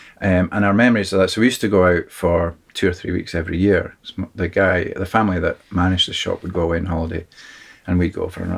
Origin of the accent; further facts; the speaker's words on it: Tobermory, Scotland, United Kingdom; now in Carshalton, United Kingdom; I grew up in Tobermory. My family been here, I think I'm the fifth generation, my father's side. And now I live in a place called Kirshalton, which is a southern suburb of London, Greater London, just inside.